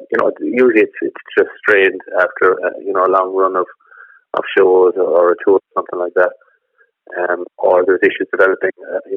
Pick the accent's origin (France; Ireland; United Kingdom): Ireland; Killarney, Munster; also born or lived in Doolin / County Clare; now in Ennis, Ireland; I grew up in Killarney, and originally trained as a research scientist.